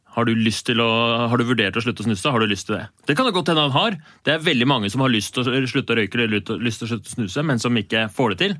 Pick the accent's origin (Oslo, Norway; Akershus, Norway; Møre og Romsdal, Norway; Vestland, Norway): Oslo, Norway; jeg er fra Bjølsen i Oslo